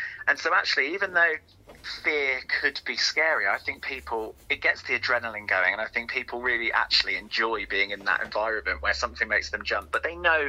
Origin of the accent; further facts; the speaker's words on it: Hertfordshire, East of England, United Kingdom; I grew up in Hertfordshire, just north of London.